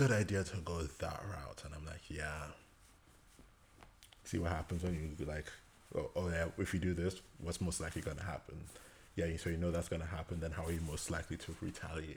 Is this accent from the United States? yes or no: no; Nigeria; as a Nigerian man born in the 90s.